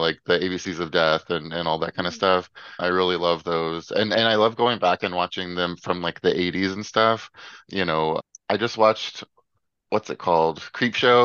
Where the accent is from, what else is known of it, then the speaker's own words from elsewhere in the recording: Memphis, Tennessee, United States; moved away as an adult; now in San Diego, United States; I'm from Memphis, Tennessee